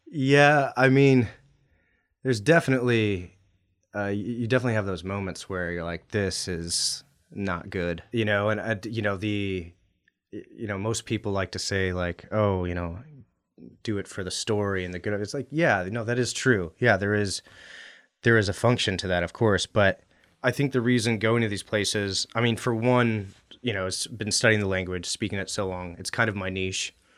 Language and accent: English; Anchorage, Alaska, United States; also born or lived in Western Washington / Middle East; I grew up in Anchorage